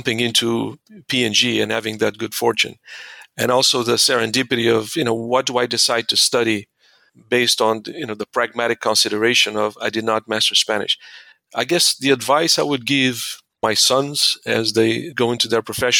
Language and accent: English; Mozambique; moved away; I was born and raised in Mozambique in Southeast Africa.